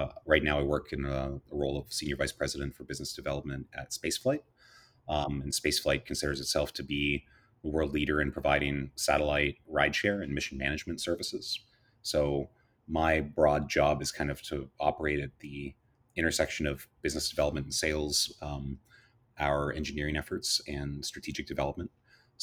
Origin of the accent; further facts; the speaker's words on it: Sault Ste. Marie, Ontario, Canada; I grew up in Canada. The first female Canadian astronaut, Roberta Bondar, was from my hometown, Sault Ste. Marie, Ontario